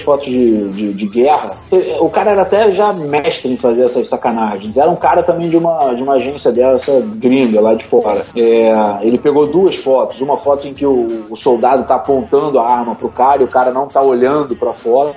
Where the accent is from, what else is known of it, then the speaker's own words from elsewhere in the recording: Brazil; eu não sou italiano, eu sou do Brasil